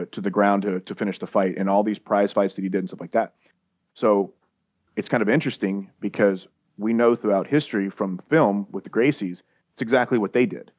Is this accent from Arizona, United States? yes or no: no; Louisiana, United States; I'm from Louisiana.